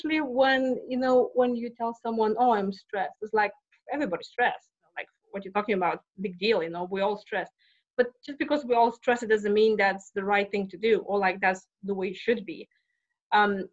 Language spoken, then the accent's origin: English; Lithuania; moved away as an adult; now in Texas, United States; I'm not from Texas. I'm from Lithuania, and I came 20 years ago.